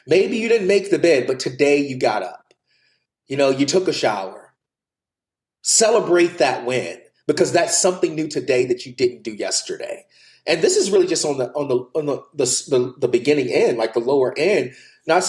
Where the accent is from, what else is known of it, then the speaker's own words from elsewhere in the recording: the Bible Belt, United States; moved away; I grew up in the Bible Belt.